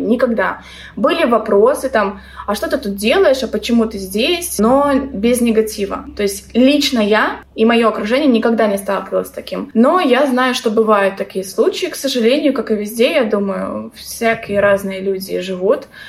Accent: Belarus; moved away as an adult; also born or lived in Tbilisi, Georgia; now in Batumi, Georgia; сама я из Беларуси

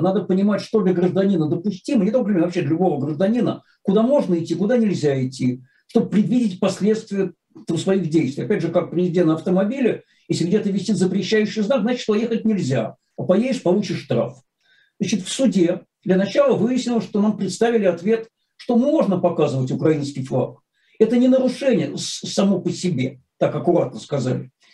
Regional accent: Saint Petersburg, Russia; как истинный ленинградец

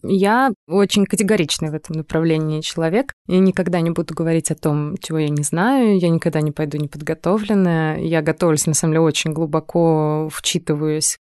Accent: Moscow, Russia; Мы обе родились и выросли в Москве

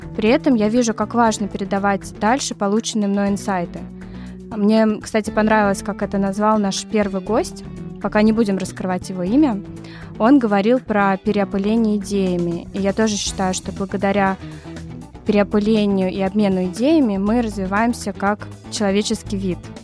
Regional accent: Moscow, Russia; moved away as an adult; now in New York, United States; я из Москвы, но с 2014 года живу в Нью-Йорке

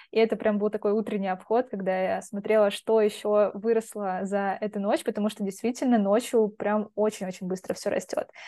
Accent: Belgorod Oblast, Russia; я просто из Белгородской области, и там чернозем прям он такой черный

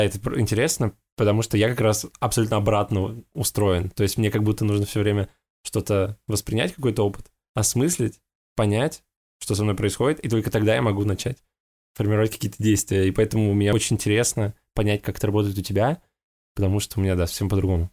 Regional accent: Russia; now in Netherlands; из России

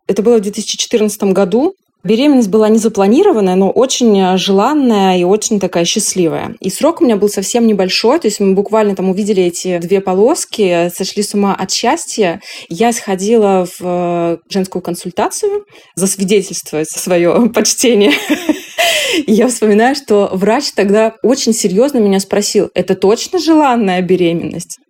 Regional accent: Yekaterinburg, Sverdlovsk Oblast, Russia; moved away; Я полетела в Екатеринбург, а это мой родной город, и там живут мои родители

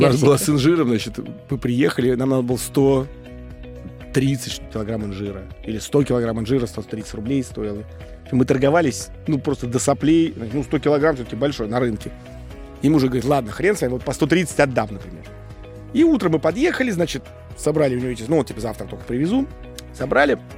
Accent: Moscow, Russia; now in Yevpatoria, Ukraine; я из Москвы

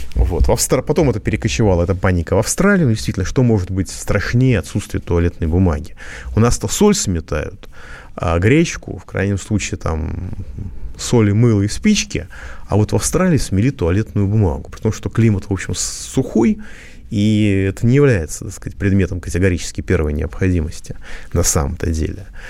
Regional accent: Moscow, Russia; я как москвич

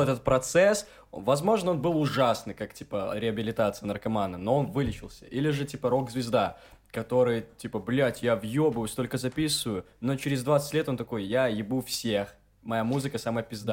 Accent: Gomel, Gomel Region, Belarus; moved away as an adult; also born or lived in Minsk; я парень из Гомеля

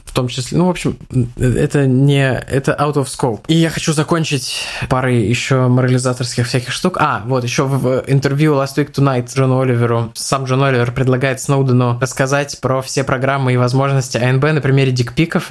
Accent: Russia; я из России

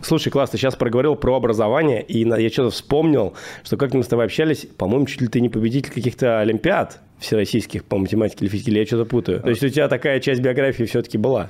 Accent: Moscow, Russia; я родом из Москвы, прям я родился в Москве.

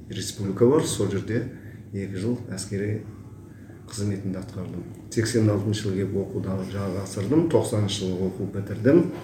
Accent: Kazakhstan; also born or lived in Taldykorgan / Karelia; туылған жерім үйгентас ауданы

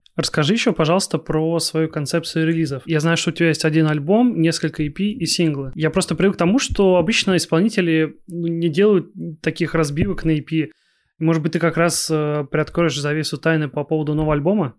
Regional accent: Kaliningrad, Kaliningrad Oblast, Russia; also born or lived in Moscow; Я сам из Калининграда, я сейчас нахожусь в Москве, по работе

